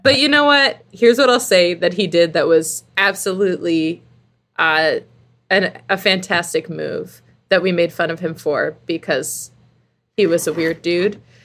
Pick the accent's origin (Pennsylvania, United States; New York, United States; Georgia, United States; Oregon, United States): Pennsylvania, United States; Philadelphia; I'm American. Like, I'm from Yeah. Philadelphia.